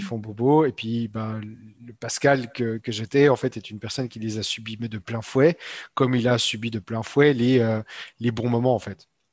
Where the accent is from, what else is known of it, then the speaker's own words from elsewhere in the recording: Switzerland; moved away; Je viens de Suisse en fait euh, à la base.